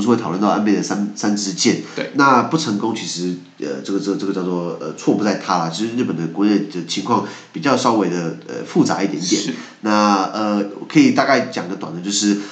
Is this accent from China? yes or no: no; Taiwan; 我们离不开台湾